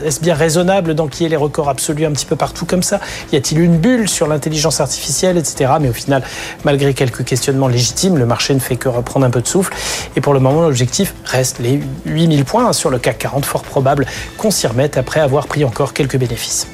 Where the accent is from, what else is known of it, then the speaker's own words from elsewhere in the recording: France; chez nous en France